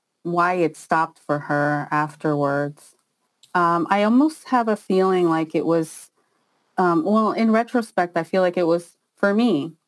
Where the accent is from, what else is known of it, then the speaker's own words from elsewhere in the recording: Israel; also born or lived in Peru; No, I was born in Peru, but my father had got a job in Israel, and he was trying to, you know, come out of poverty.